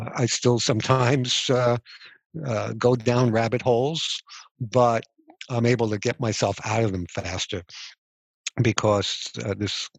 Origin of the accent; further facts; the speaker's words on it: United States; I was born in America